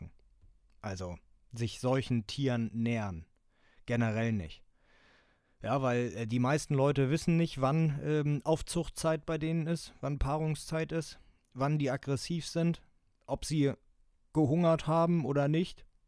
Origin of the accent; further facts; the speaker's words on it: Germany; Bei uns in Deutschland